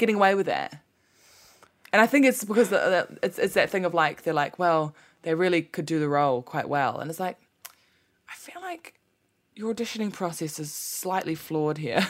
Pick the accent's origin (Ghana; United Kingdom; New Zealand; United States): New Zealand; people in New Zealand and m, my, you know, myself, myself included